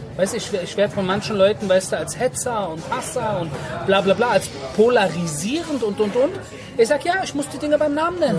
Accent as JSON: {"language": "German", "country": "Germany", "tie": "born or raised there", "first_language": "German", "moved": "as an adult", "lives_now": "Israel", "said": "weil ich bin in Deutschland geboren, ich bin in Deutschland aufgewachsen, ich habe in Deutschland mein Abitur gemacht"}